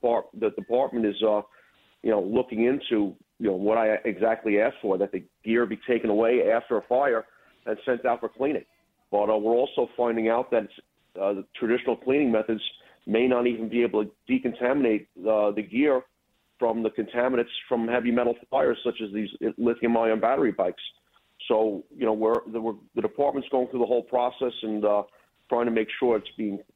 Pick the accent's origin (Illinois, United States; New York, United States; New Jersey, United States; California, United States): New York, United States; New York City; moved away as an adult; now in Rockland County, United States; I was born and raised in Brooklyn. About 10 years ago, I moved upstate to Rockland County